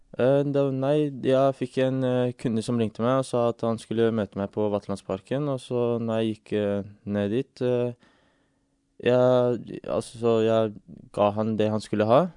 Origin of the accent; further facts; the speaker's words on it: England, United Kingdom; now in Norway; jeg vokste opp i England